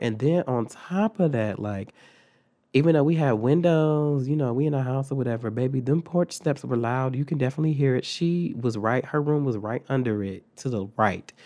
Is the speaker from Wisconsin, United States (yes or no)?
yes; Milwaukee, Wisconsin, United States; moved away; also born or lived in Phoenix; we're from Milwaukee, so, like, Milwaukee was dangerous.